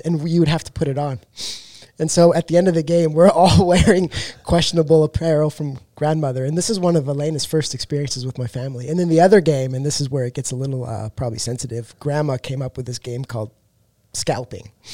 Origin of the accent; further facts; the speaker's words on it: Canada; now in Texas, United States; I'm from Canada